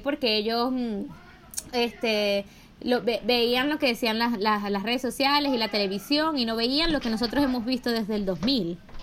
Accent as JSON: {"language": "Spanish", "town": "Maracaibo", "region": "Zulia", "country": "Venezuela", "said": "Yo soy maracucha"}